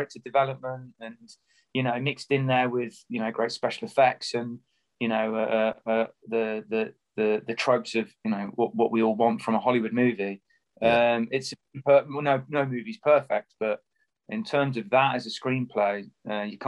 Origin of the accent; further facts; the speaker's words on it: Coventry, West Midlands, United Kingdom; growing up in Coventry, which is a kind of drab post-industrial town